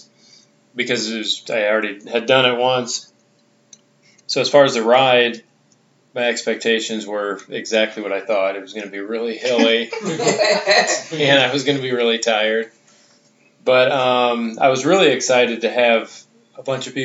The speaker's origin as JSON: {"language": "English", "region": "Midwest", "country": "United States", "said": "I'm from the Midwest, but Ohio's quite a ways from Iowa"}